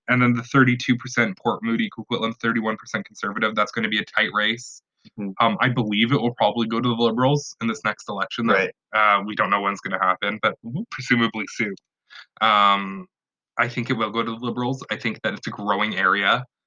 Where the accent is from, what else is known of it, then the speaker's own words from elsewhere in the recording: Vancouver, British Columbia, Canada; I grew up in Vancouver